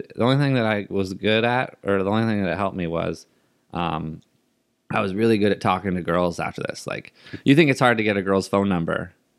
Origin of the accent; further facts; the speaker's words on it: Seattle, Washington, United States; I was from Seattle. He was the coolest when he was with Seattle